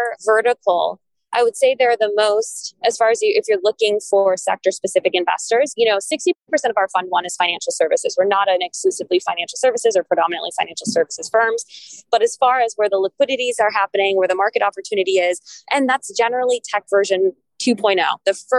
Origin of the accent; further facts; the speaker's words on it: Lagos, Nigeria; So, I mean, of course, you would come first to Lagos, which is my hometown.